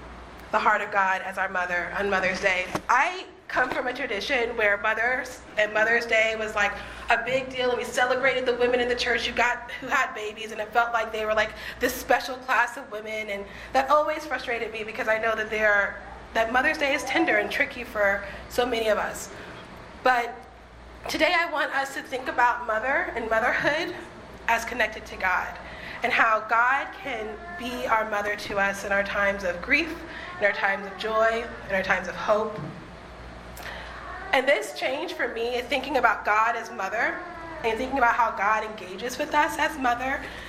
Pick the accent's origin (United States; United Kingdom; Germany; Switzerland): United States; Boston, Massachusetts; now in Los Angeles, United States; I came from Boston, where I could see my friends and spend time with my friends because they lived 5 or 10 minutes away from me.